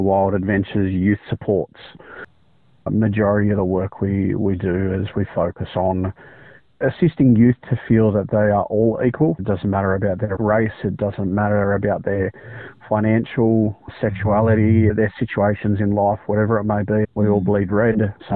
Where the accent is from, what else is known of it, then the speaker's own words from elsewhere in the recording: Biripi and Warramai country, New South Wales, Australia; I am born and bred on Biripi and Warramai country